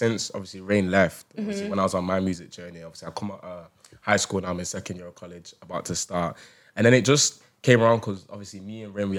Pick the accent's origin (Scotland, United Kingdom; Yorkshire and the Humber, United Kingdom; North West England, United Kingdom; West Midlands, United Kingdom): North West England, United Kingdom; Manchester; since we're all from Manchester.